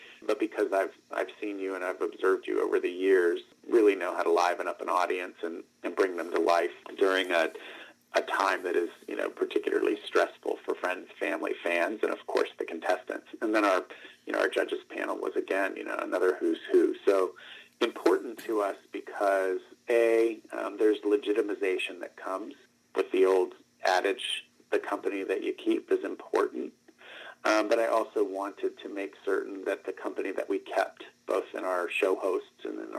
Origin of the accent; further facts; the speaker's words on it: Northeast Ohio, United States; moved away; also born or lived in Miami, Florida; I'm from Miami, Florida, originally, grew up in Northeast Ohio, but was born in Southeast Florida